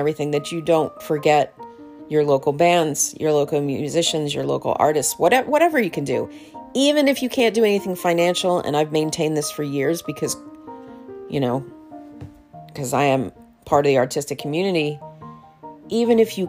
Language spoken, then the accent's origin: English; New York, United States; I'm a New Yorker